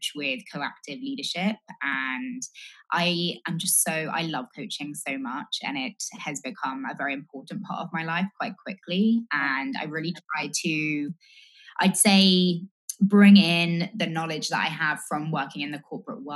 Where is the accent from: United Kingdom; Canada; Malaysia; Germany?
United Kingdom; England; moved away as an adult; now in United States; I'm originally English. Hopefully it's clear from the accent, but I've lived in the US from 2016, so just over 4 years.